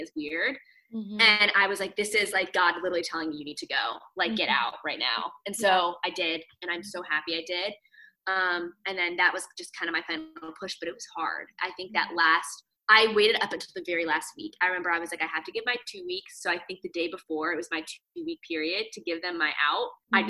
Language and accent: English; Virginia Beach, Virginia, United States; because I'm from Virginia Beach. Even though we lived in the suburbs, like the beach was 15 minutes away.